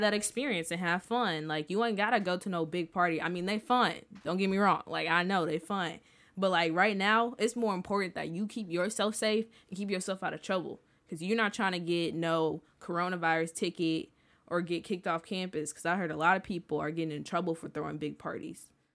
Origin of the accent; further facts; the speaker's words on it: St. Louis, Missouri, United States; I'm from Saint Louis